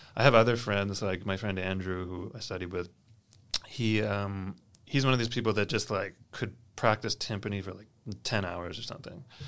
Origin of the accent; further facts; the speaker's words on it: Kentville, Nova Scotia, Canada; I grew up in the Annapolis Valley, specifically a little town called Kentville